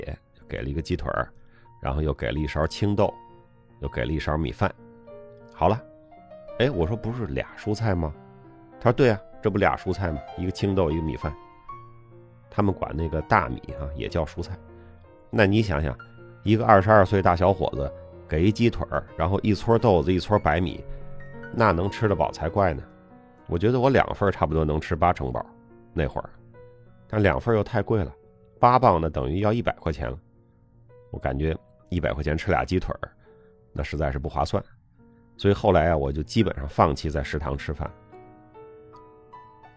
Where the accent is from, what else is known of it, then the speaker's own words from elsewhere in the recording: China; 我们中国人的饮食结构啊，尤其是这种大学二十多岁男生，就是靠吃主食来找这种饱腹感。